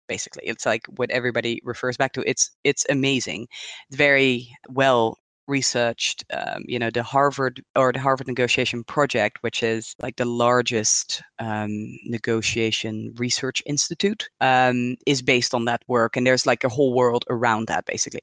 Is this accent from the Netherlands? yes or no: yes; Netherlands; moved away as an adult; also born or lived in Hong Kong; now in Switzerland; I'm originally from the Netherlands